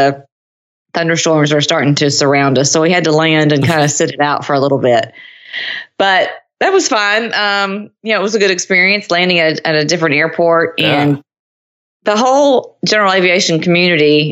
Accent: Nashville, Tennessee, United States; moved away as an adult; now in Cincinnati, United States; Now I'm from Nashville originally, sort of. I mean, my dad was in the military, but most of my life was spent in Middle Tennessee.

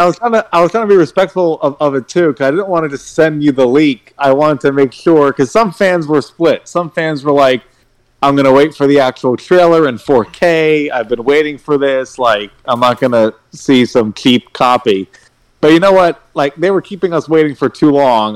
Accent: Houston, Texas, United States; I'm from Houston, Texas.

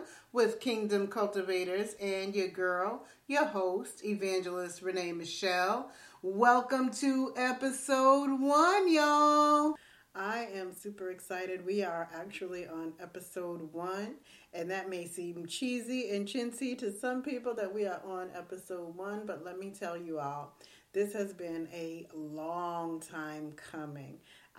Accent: Boston, Massachusetts, United States; I grew up in Boston.

